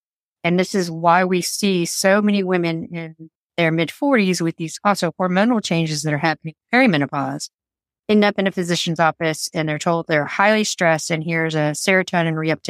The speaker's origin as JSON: {"language": "English", "town": "San Francisco", "region": "California", "country": "United States", "lives_now": "Mount Maunganui, New Zealand", "said": "I'm originally an army brat from the US, but I say San Francisco is home because that's where I kind of ended up after we came back from traveling Europe and stuff. But I currently live in Mount Maunganui."}